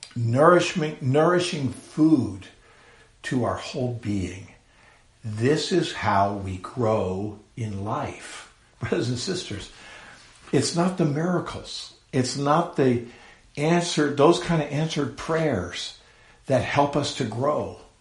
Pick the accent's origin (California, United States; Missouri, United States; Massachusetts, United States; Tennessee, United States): California, United States; San Carlos; I was born in the San Francisco Bay Area of California many years ago, and uh, grew up in a little, well, not a little, a city called San Carlos